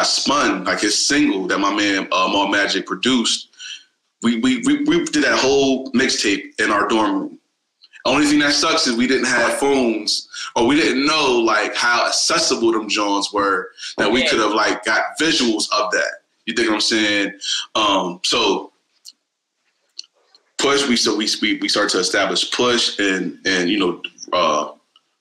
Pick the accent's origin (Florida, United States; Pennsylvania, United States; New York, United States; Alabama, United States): Pennsylvania, United States; Harrisburg; the history that we grew up on here in Harrisburg